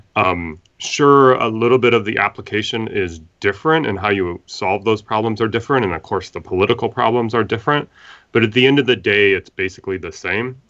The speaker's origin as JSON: {"language": "English", "region": "Midwest", "country": "United States", "said": "I'm from the Midwest, so, uh, we're in flyover country, and I've always lived in the Midwest."}